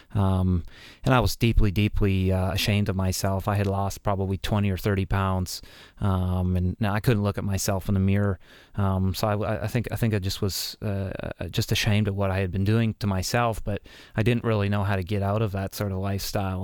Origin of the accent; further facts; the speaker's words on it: Canada; even being a Canadian